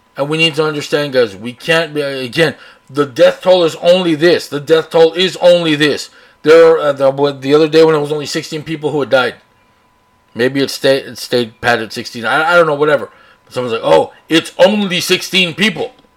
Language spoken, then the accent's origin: English; Brownsville, Texas, United States; also born or lived in Austin, Texas / San Antonio, Texas; I live here, born here, raised here.